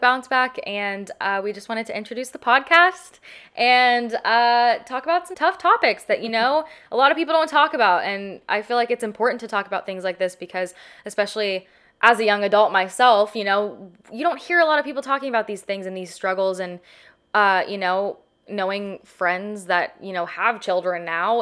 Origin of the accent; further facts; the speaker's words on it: Southern California, United States; a child growing up in Southern California